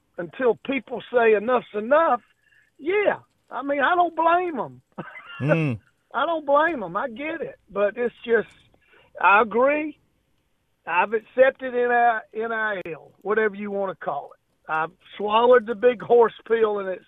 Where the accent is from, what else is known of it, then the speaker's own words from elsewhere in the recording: Georgia, United States; I grew up, I'm from Georgia, I'm a Falcon fan